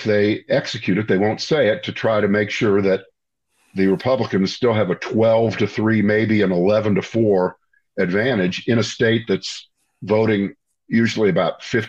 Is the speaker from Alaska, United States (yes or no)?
no; Ohio, United States; moved away as an adult; now in North Carolina, United States; I'm from Ohio and I've lived here for 35 years, so I know both states, I guess, fairly well